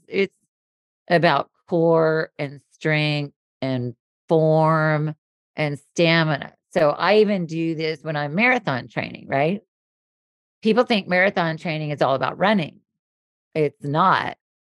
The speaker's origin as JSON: {"language": "English", "region": "the South", "country": "United States", "tie": "born or raised there"}